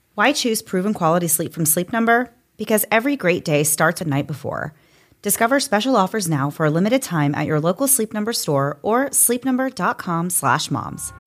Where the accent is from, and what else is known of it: Florida, United States; born or raised there